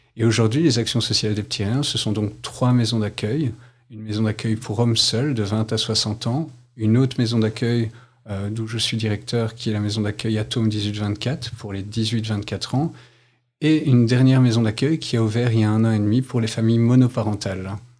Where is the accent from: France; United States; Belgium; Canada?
Belgium; Mons, Wallonia; Je suis originaire de Mons